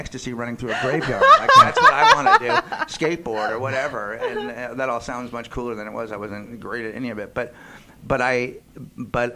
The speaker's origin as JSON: {"language": "English", "town": "San Francisco", "region": "California", "country": "United States", "tie": "born or raised there", "said": "I grew up in San Francisco"}